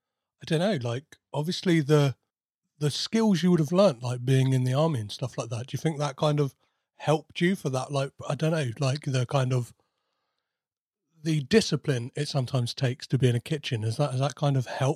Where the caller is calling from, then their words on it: United Kingdom; I'm calling in from the UK, so the time here is 7 p.m.